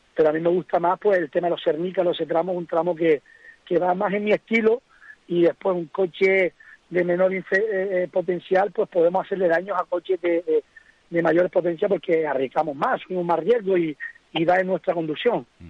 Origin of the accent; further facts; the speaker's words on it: Fataga, Canary Islands, Spain; soy de Fataga, que mi tramo reina Fataga, es Arteara, llevo pasando por esa carretera desde que iba a la guardería